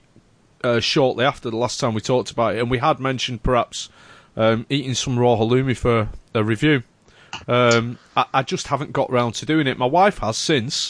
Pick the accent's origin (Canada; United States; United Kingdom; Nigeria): United Kingdom; the north of England; ganging up on me as a Northerner